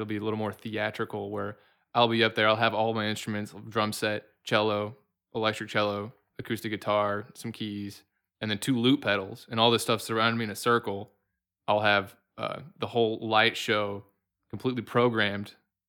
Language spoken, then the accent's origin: English; Chattanooga, Tennessee, United States; also born or lived in Cookeville, Tennessee; All right. Well, I'm from Chattanooga. I went to school at CSAS for 13 years.